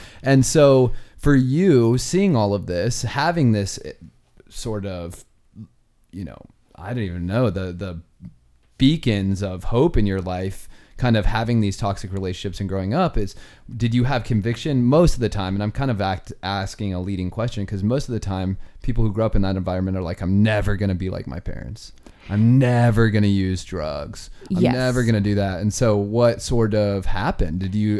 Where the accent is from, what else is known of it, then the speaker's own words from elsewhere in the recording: Georgia, United States; Not a Southern thing, by the way. She can't pawn that off as a Southern thing. I'm from Georgia.